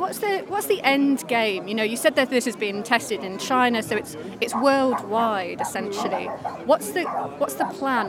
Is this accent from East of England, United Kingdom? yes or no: yes; Norfolk, East of England, United Kingdom; I'm from Norfolk actually.